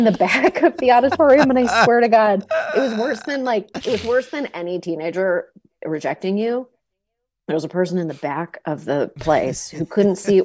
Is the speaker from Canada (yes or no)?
yes; Canada; I grew up in Canada